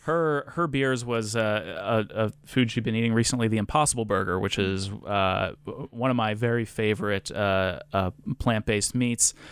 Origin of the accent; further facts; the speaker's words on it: Rhode Island, United States; moved away; I grew up in Rhode Island